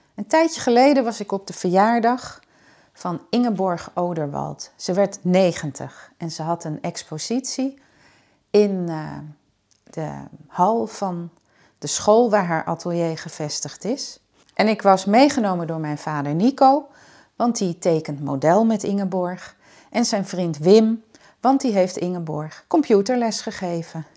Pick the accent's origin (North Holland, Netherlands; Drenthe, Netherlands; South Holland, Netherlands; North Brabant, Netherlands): North Holland, Netherlands; Schagen; moved away as an adult; ik kom ook uit Schagen, tenminste. Daar heb ik van mijn vierde tot mijn achttiende gewoond.